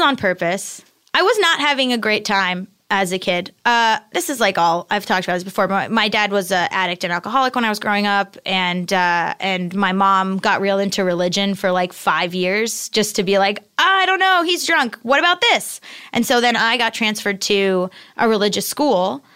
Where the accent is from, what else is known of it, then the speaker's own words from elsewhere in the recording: Hollywood, Florida, United States; moved away as an adult; also born or lived in Boston / New York; I'm from South Florida, uh, like Hollywood Beach area, and, uh, and my parents are still there